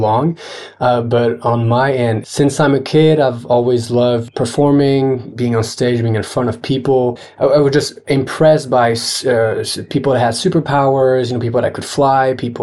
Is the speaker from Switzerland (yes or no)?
yes; Geneva, Switzerland; now in Paris, France; I grew up in Geneva